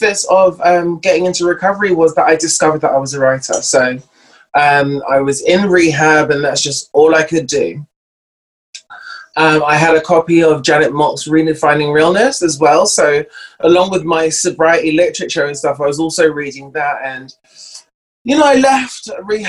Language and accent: English; London, United Kingdom; moved away as an adult; I'm from North London, born and raised.